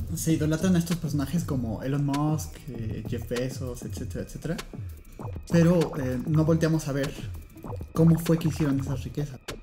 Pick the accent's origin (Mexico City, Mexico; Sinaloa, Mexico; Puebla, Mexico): Puebla, Mexico; los dos somos de Puebla